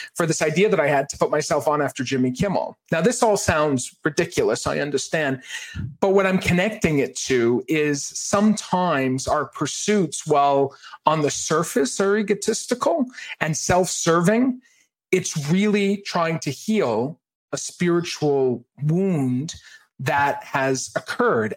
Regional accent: Maine, United States; I grew up in Maine

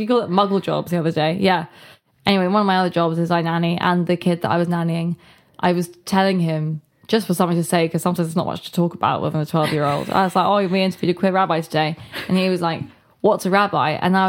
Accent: England, United Kingdom; growing up in England.

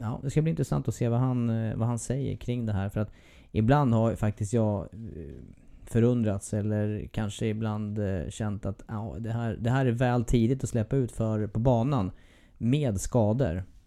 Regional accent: Eskilstuna, Södermanland, Sweden; Det är min hemstad

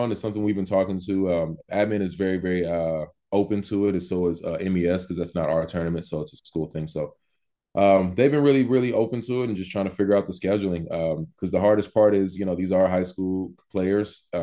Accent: California, United States; I mean, I grew up in California. I didn't even know Sacramento Academy existed. Growing up there, I went to LA Academy.

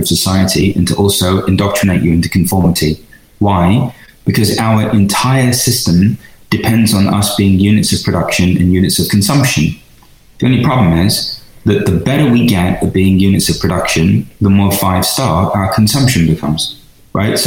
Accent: London, United Kingdom; moved away as an adult; also born or lived in Venice, California; now in United States; being an Indian kid in London, in order to just survive in East London.

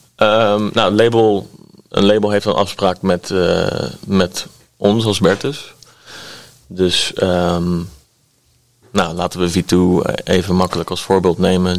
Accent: Delft, South Holland, Netherlands; opgegroeid in Delft. Uh, wonen nu ook nog eh, bij Delft in de buurt

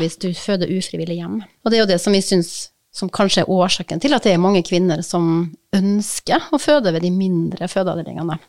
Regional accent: Kristiansund, Møre og Romsdal, Norway; Kristiansund, ja. som er byen der jeg kommer fra, som er fødeavdelinga der jeg ble født.

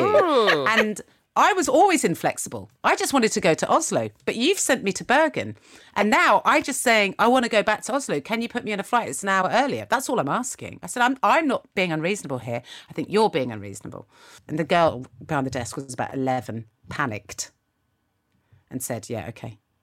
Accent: United Kingdom; I'm so British

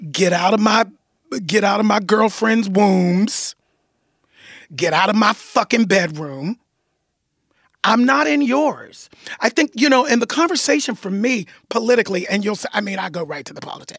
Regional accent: United States; also born or lived in Los Angeles; I'm American

